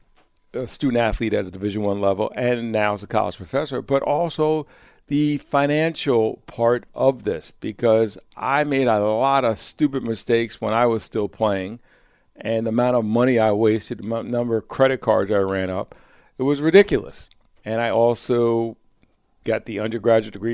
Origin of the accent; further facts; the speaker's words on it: Croton-on-the-Hudson, New York, United States; I was living back in my hometown of Croton-on-the-Hudson, New York